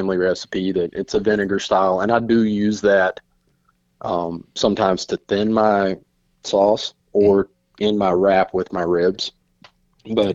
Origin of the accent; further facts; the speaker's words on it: Eastern North Carolina, United States; moved away; where I grew up in Eastern North Carolina